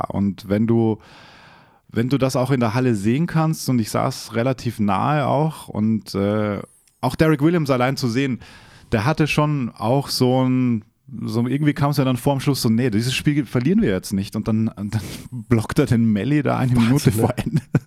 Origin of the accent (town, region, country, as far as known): Austria; born or raised there; moved away